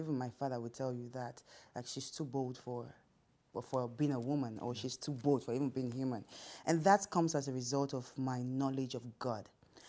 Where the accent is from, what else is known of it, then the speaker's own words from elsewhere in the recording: Rivers State, Nigeria; So I'm from Ikwerre. We're very stubborn. We're extremely stubborn people.